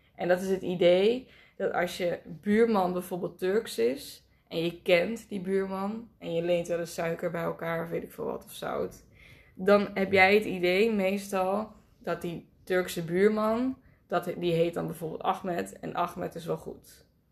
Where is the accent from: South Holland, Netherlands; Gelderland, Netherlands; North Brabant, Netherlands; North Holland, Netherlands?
Gelderland, Netherlands; Nijmegen; waar ik vandaan kwam. Gewoon Nijmegen.